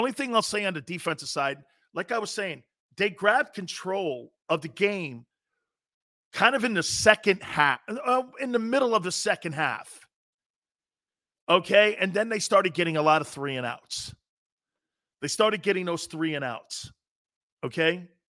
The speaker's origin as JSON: {"language": "English", "town": "Stamford", "region": "Connecticut", "country": "United States", "tie": "born or raised there", "said": "I grew up with Garry Cobb. Garry Cobb's from my hometown. I was telling Krause. Yeah, Gary Cobb's from Stanford."}